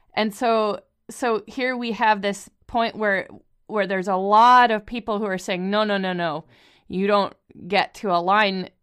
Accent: Canada; We're both Canadian

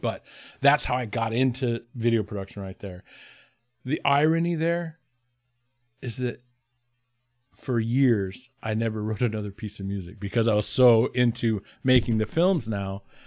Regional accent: Haines, Alaska, United States; in my hometown of Haynes

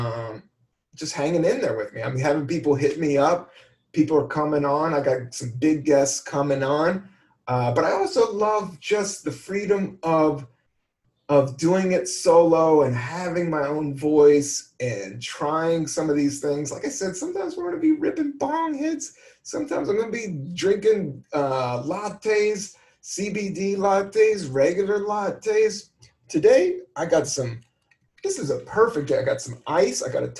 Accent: Virginia, United States; also born or lived in Washington, D.C.; now in New York, United States; I'm more of a DC cat. I'm more of a Virginia cat. So, but I just didn't grow up in it

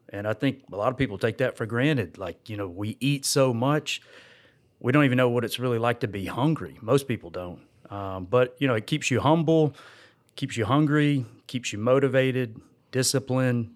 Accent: Georgia, United States; I grew up out here in this area, in Georgia.

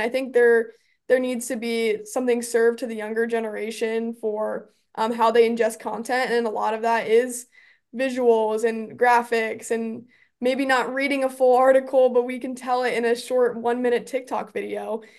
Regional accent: Omaha, Nebraska, United States; growing up in Omaha as a Creighton basketball fan

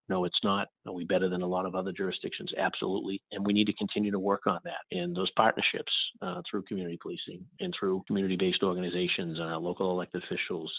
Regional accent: Boston, Massachusetts, United States; I was born and raised in Boston, specifically uh, South Boston, uh, the old harbor projects

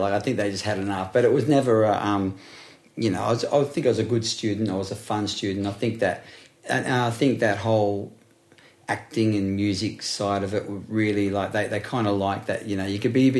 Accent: Blacktown, New South Wales, Australia; also born or lived in Lalor Park; Growing up in Blacktown, not saying that Blacktown has been tarnished a bit, but I grew up a Westie and I loved it. Like I grew up in Layla Park, so I went, you know, Blacktown boy.

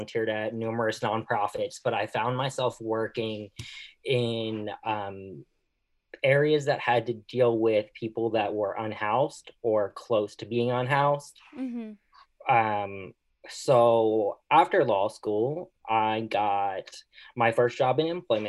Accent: Philadelphia, Pennsylvania, United States; now in San Diego, United States; I am originally from Philadelphia

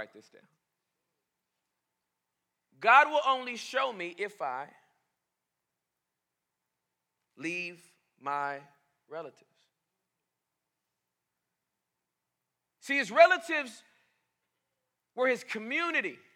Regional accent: Boston, Massachusetts, United States; I'm from Boston

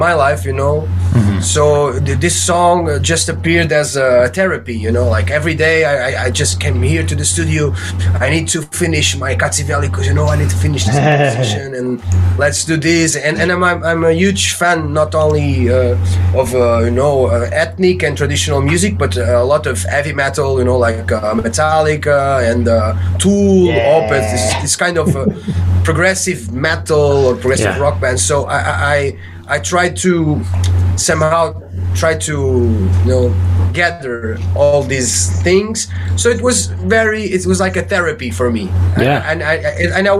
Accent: Portugal; I joined my friends here from my hometown

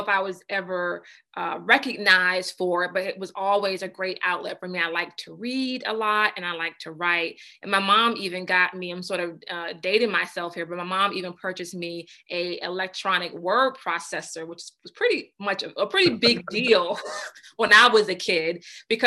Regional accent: Hampton, Virginia, United States; moved away as an adult; also born or lived in Florida; now in Maryland, United States; I am from Hampton, Virginia

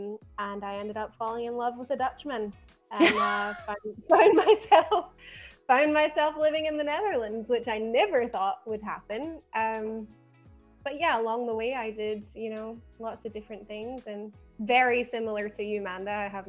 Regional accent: Glasgow, Scotland, United Kingdom; accent: Scottish; I am, as you might be able to tell from my accent, even though it's a bit dulled down, I'm originally from Glasgow in Scotland. So I'm from Outlander land.

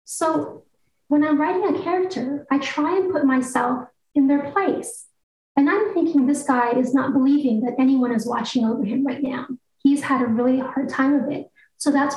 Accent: Guam; moved away as an adult; also born or lived in Eugene, Oregon; I was on Guam when I was a week old and I left when I went to the University of Oregon.

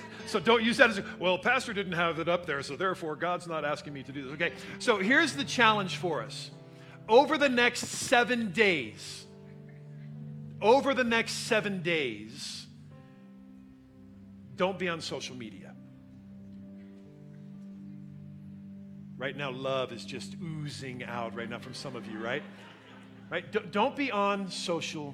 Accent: United States; we are independent American Christians

